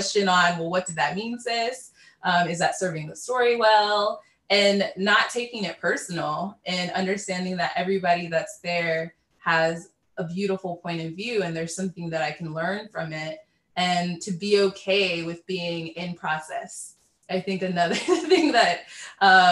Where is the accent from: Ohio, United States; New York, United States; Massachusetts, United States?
Ohio, United States; Cincinnati; I am from Cincinnati, Ohio